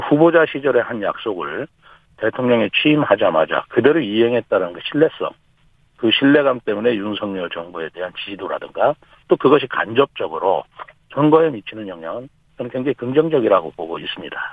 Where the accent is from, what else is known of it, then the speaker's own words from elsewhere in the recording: Chungcheong, South Korea; 저는 이 충청 지역에서 뭐 학교도 나오고 잘하고 배우고 또 충청 지역에서 쭉 일을 해왔고요. 아. 이제까지 충청 지역을 떠나본 적이 없습니다.